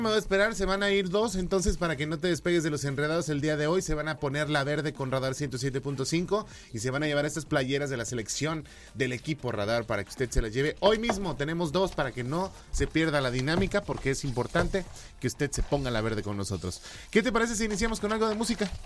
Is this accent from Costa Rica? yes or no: no; Mexico; somos pocos los mexicanos que hemos llegado a, a Estados Unidos